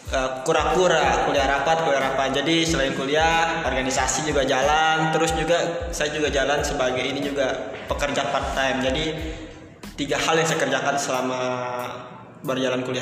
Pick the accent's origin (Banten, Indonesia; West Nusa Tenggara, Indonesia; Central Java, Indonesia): West Nusa Tenggara, Indonesia; now in Yogyakarta, Indonesia; dan saya asalnya nih dari Nusa Tenggara Barat nih dari NTB nih sobat unik